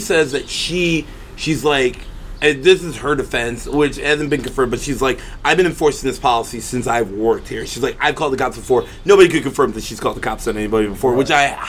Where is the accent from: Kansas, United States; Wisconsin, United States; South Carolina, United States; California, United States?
Wisconsin, United States; me growing up in Wisconsin